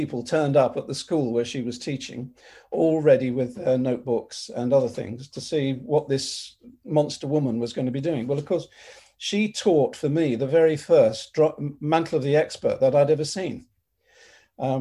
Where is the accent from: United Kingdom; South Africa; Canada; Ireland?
United Kingdom; London; I grew up in North London with my mum and dad